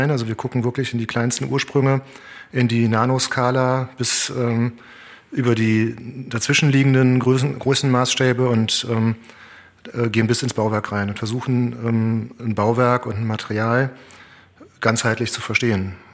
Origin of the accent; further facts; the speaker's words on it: Cologne, North Rhine-Westphalia, Germany; born there; also ich bin in Köln geboren und Köln ist eine Stadt.